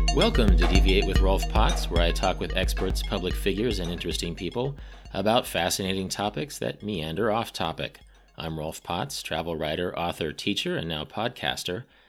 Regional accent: Midwest, United States; I'm a Midwesterner

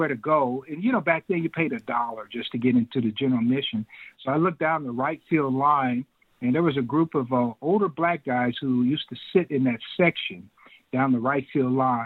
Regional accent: Kansas, United States; I grew up in Kansas

